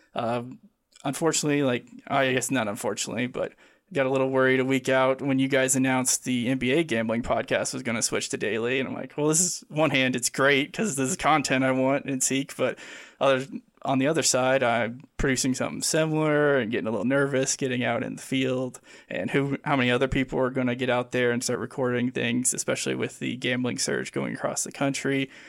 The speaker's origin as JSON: {"language": "English", "region": "Midwest of the United States", "country": "United States", "tie": "born or raised there", "said": "growing up in the Midwest of the United States here."}